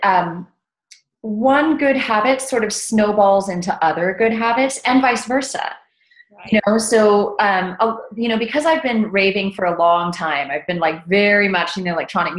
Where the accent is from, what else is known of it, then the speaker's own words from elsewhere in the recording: South Texas, United States; also born or lived in Austin, Texas; I grew up in South Texas, right along the border of Texas and Mexico.